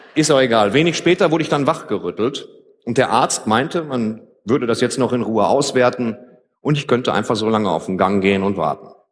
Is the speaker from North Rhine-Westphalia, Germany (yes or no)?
yes; Ruhr area, North Rhine-Westphalia, Germany; Bei uns im Ruhrgebiet